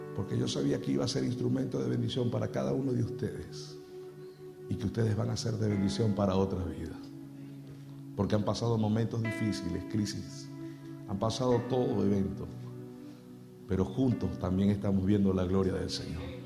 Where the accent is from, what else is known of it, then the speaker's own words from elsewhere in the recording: Venezuela; en mi país, en Venezuela